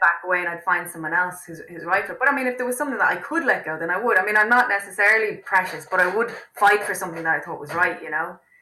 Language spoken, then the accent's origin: English; Wicklow, Leinster, Ireland; I grew up in Wicklow